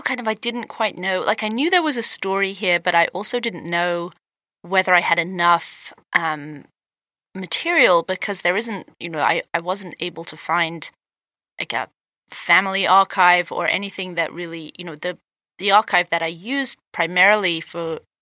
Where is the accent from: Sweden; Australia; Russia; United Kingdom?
United Kingdom; England; moved away as an adult; now in United States; would I go back to England